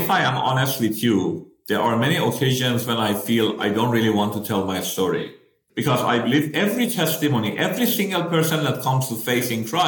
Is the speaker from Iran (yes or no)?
yes; Tehran, Tehran Province, Iran; first language Persian; English is a second language; moved away as an adult; also born or lived in Malaysia; So I'm originally from Iran, and I was born in Tehran, the capital